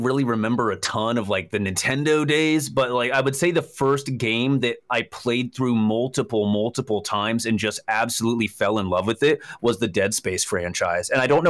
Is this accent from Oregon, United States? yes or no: no; Camarillo, California, United States; I grew up in Southern California.